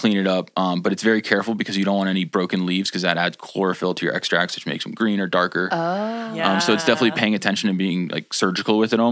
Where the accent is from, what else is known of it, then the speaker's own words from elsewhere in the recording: New Jersey, United States; now in Colorado, United States; I grew up in New Jersey